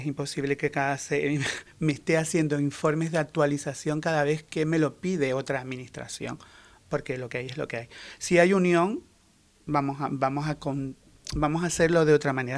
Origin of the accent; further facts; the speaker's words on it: Canary Islands, Spain; soy canario